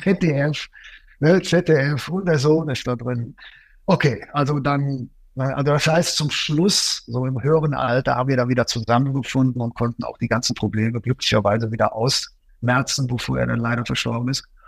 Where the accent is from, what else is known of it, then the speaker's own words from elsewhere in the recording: Cologne, North Rhine-Westphalia, Germany; moved away; also born or lived in Ruhr area; Ich komme ja auch ursprünglich aus Köln